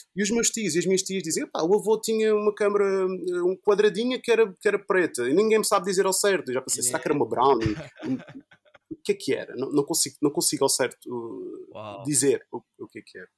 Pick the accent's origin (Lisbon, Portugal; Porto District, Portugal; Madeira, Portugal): Madeira, Portugal; Funchal; sou do Funchal e quando, quando eu estava a estudar no Funchal, quando eu estava lá no liceu